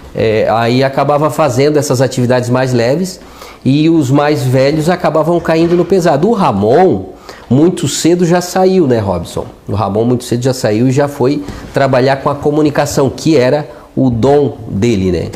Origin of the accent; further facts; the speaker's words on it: Braço do Norte, Santa Catarina, Brazil; eu nasci em Braço do Norte, né? Hospital Santa Terezinha, mas nós somos eh, uma família do interior de Braço Norte, sertão do Rio Bonito, né? Toda a nossa família, na realidade, ela se desenvolveu até nós atingirmos a, a vida adulta plantando e colhendo